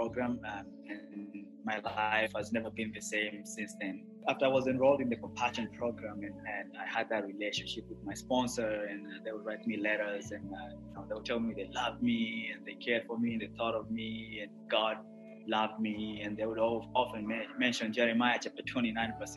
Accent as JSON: {"language": "English", "region": "Nairobi", "country": "Kenya", "tie": "born or raised there", "said": "I grew up in Nairobi, which is the capital of Kenya."}